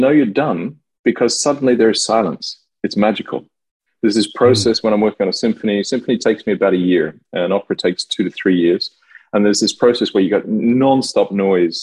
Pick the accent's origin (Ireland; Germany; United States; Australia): Australia; moved away as an adult; also born or lived in Melbourne / Paris; now in France; I live in France now, I'm Australian